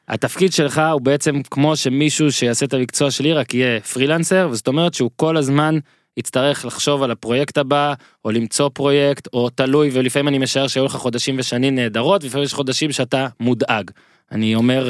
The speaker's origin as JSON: {"language": "Hebrew", "country": "Israel"}